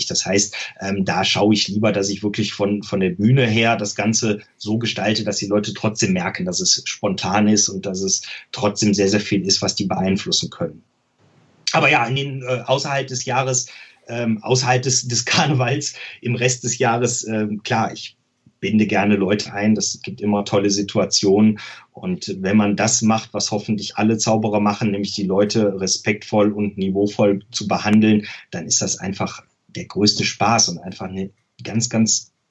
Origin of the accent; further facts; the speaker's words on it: Rhineland, Germany; Ich glaube, dass jemand der nicht aus dem Rheinland kommt, es hört, dass ich aus dem Rheinland komme, aber es ist jetzt keine besonders krasse Färbung.